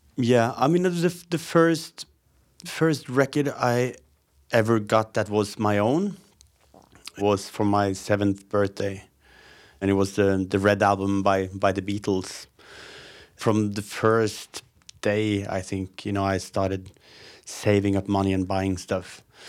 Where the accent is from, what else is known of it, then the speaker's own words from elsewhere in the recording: Hamar, Innlandet, Norway; also born or lived in Moss / Gausdal / Oslo; And I ended up in Hamar when I was four years old, I think. That's where I lived until I was twenty before moving to Oslo.